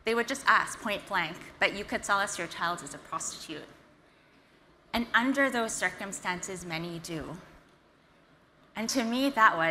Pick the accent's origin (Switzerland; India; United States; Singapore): Singapore; I was born and raised in Singapore.